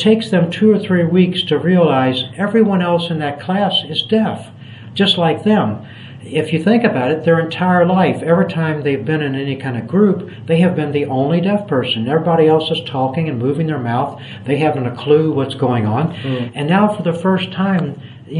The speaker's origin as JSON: {"language": "English", "country": "United States", "tie": "born or raised there", "moved": "as an adult", "lives_now": "Cambodia", "said": "from my accent that I was born in the United States."}